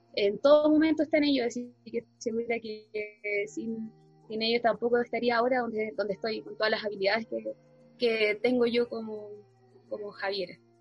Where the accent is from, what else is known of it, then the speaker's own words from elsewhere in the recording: Putre, Arica y Parinacota, Chile; also born or lived in Antofagasta; soy del pueblo de Putre, soy Aymara